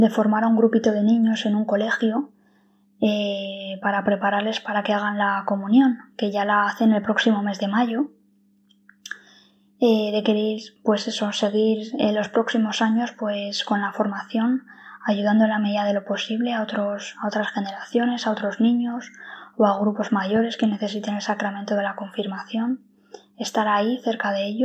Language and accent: Spanish; Madrid, Community of Madrid, Spain; soy de Madrid, estudié Derecho en la Universidad Autónoma de Madrid